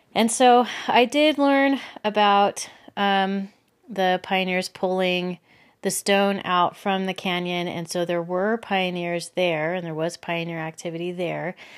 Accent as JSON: {"language": "English", "town": "Los Angeles", "region": "California", "country": "United States", "tie": "born or raised there", "also_born_or_lived": "Belgium / Texas", "moved": "as an adult", "lives_now": "Utah, United States", "said": "I grew up in Southern California in the L A area. I lived there up until I was twenty-one"}